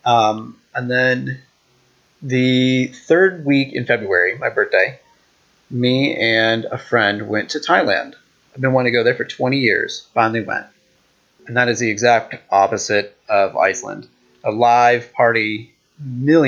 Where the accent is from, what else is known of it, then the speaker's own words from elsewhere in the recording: United States; as an American